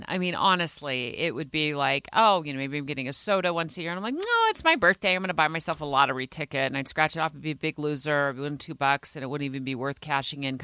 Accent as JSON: {"language": "English", "region": "Arizona", "country": "United States", "tie": "born or raised there", "moved": "as an adult", "lives_now": "Utah, United States", "said": "when I grew up in Arizona"}